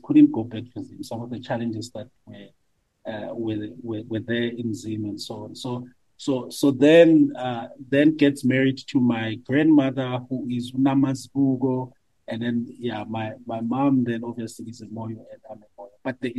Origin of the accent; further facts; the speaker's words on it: Francistown, Botswana; So we grew up in Francistown, Botswana.